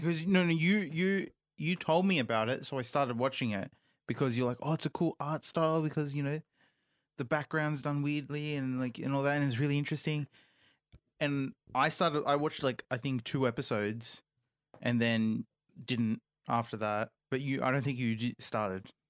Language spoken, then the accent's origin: English; India; as an Indian myself